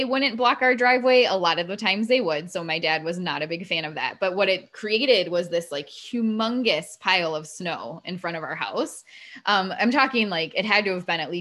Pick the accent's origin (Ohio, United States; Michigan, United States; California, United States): Ohio, United States; now in Florida, United States; when I grew up in Ohio, where we lived